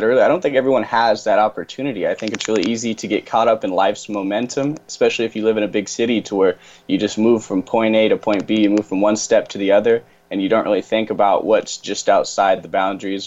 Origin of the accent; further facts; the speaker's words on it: Rogue Valley, Southern Oregon, United States; I'm from Southern Oregon, so if anyone knows where Medford, Oregon, or Ashland, Oregon are, I'm from the Rogue Valley, from that part of Oregon